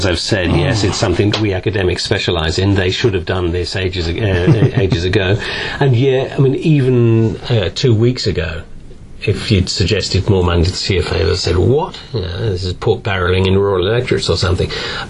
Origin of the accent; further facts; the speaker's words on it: Manchester, North West England, United Kingdom; It's a change from when I were a lad growing up in Manchester 30 years ago, I can tell you.